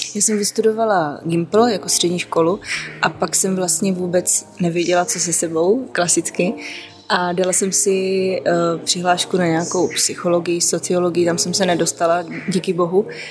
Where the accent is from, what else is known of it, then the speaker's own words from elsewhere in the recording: South Moravian Region, Czechia; já pocházím z Jižní Moravy, takže vlastně víno jako vlastně kulturní nápoj je tam už úplně od malička